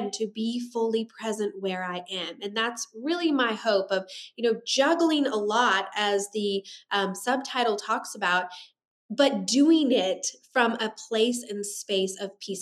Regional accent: Kansas, United States; moved away as an adult; now in Nashville, United States; We're originally from Kansas

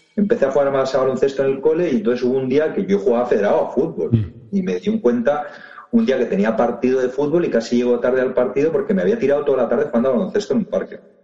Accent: Barcelona, Catalonia, Spain; Yo soy de Barcelona y con 8 o 10 años empecé a jugar a fútbol en Martinenc, que lo tenía bastante cerca de casa

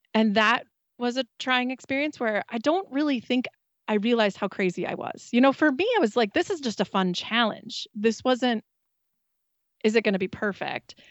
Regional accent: Wisconsin, United States; We're from Wisconsin

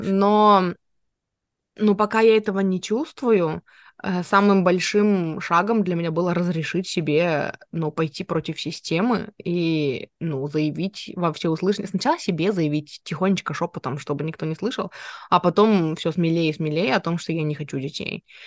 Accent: Nizhnevartovsk, Khanty-Mansi Autonomous Okrug, Russia; born or raised there; moved away

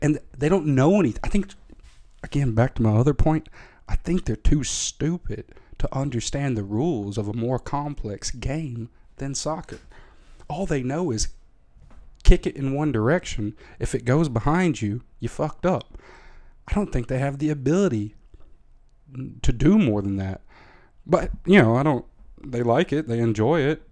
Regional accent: Tennessee, United States; moved away as an adult; now in Netherlands; as a thirteen-year-old in the middle of Tennessee

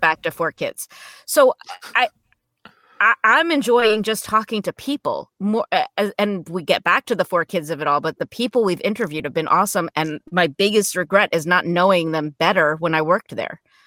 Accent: New Jersey, United States; I grew up in New Jersey, not too far from New York City

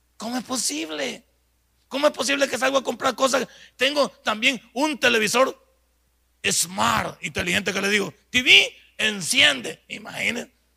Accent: El Salvador

